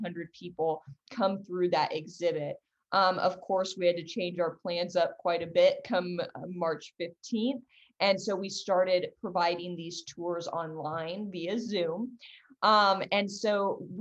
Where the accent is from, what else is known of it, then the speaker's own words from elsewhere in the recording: Central Iowa, United States; moved away as an adult; also born or lived in Charleston, South Carolina; I'm from Central Iowa originally